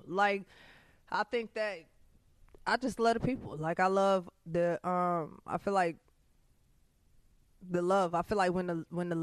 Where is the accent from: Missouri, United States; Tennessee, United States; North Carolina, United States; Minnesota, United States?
Minnesota, United States; Minneapolis; I'm from North Minneapolis